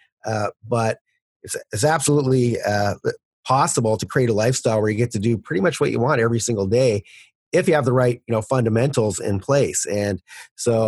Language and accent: English; Canada; As a Canadian